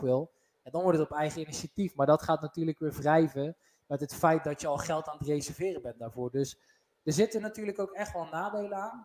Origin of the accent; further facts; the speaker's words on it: North Brabant, Netherlands; wij zijn Brabanders